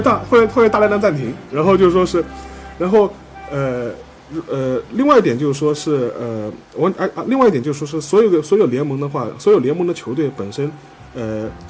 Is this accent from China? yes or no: yes; China; 我们中国人最熟悉的N B